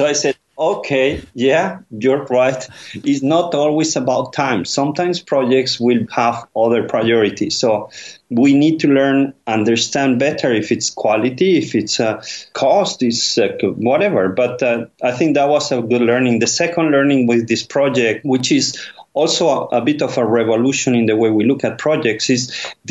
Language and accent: English; Madrid, Community of Madrid, Spain; close to my country of origin, Spain. I'm from Madrid